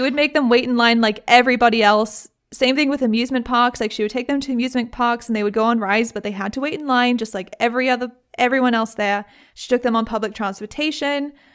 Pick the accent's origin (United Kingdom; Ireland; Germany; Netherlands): United Kingdom; I'm British